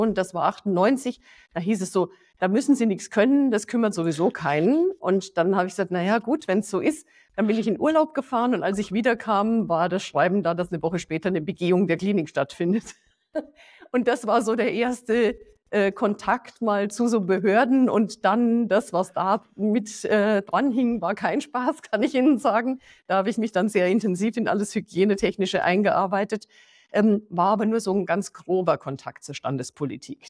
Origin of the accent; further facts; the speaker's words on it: Passau, Bavaria, Germany; moved away; also born or lived in Hesse; Ich persönlich äh, bin in Passau aufgewachsen